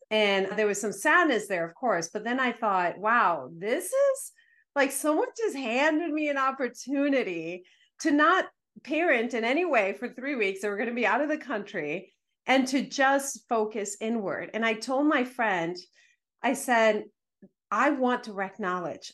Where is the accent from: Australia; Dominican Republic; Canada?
Dominican Republic; I was raised in the Dominican Republic